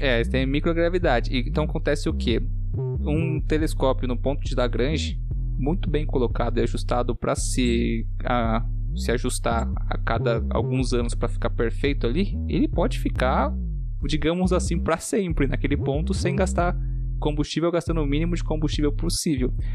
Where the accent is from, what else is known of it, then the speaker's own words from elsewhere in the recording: São Paulo, Brazil; also born or lived in Rio Grande do Sul; Sou paulista.